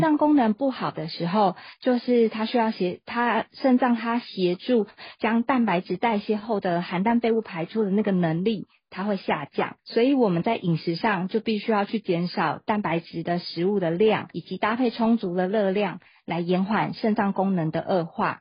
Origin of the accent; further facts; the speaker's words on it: Taiwan; 按照我们台湾人口去做换算的话